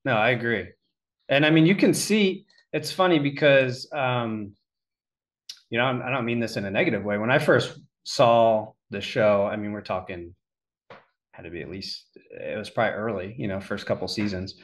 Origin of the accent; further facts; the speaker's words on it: Pennsylvania, United States; being from Pennsylvania